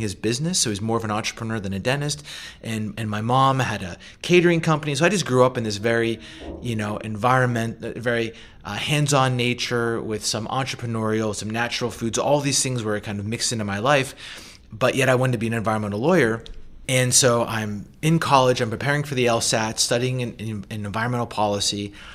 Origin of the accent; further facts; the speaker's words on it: Western Pennsylvania, United States; moved away; also born or lived in Boulder, Colorado; I grew up in a small kind of mining, logging community in Western P A, and it was very rural